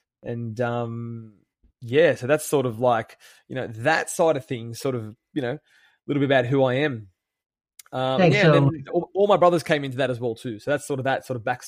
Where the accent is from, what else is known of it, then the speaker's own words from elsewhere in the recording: Sydney, New South Wales, Australia; I'm from Sydney, Australia.